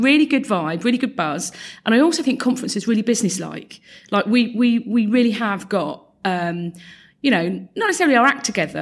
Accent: Luton, East of England, United Kingdom; I'm a born and bred Lutonian

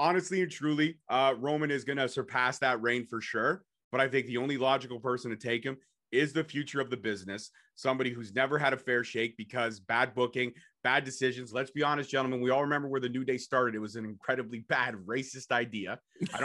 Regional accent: Canada; I'm a Canadian boy.

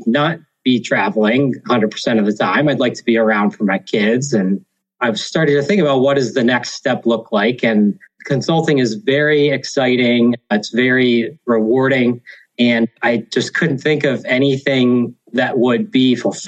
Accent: Hershey, Pennsylvania, United States; Born and raised in Hershey, Pennsylvania.

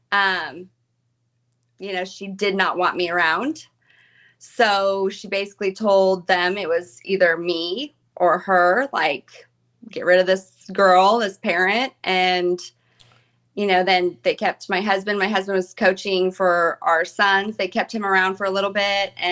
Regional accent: Wichita, Kansas, United States; also born or lived in Chicago / Arizona / Tennessee; I was born in Wichita, Kansas, and we like moved around a lot. We lived in Chicago, Arizona, um, Tennessee, and then back to Kansas.

